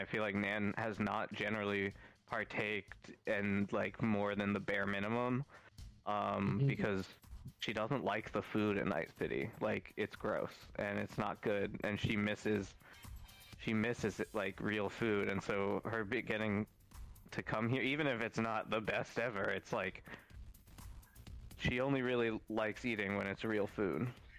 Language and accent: English; England, United Kingdom; we're both from England. We like bangers and mash.